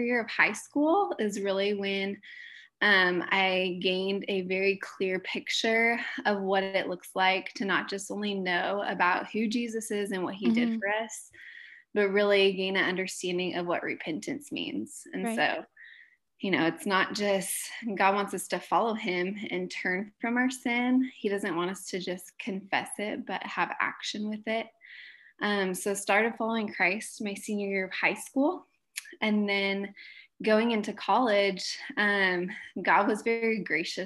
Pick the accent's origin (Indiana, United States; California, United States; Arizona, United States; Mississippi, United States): California, United States; Southern; moved away as an adult; now in Nebraska, United States; I am from Southern California. Grew up there